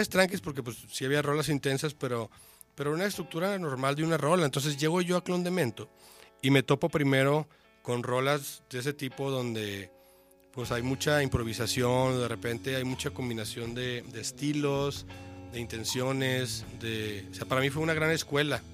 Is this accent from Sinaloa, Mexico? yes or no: yes; Mazatlán, Sinaloa, Mexico; moved away as an adult; now in Guadalajara, Mexico; Yo soy de Mazatlán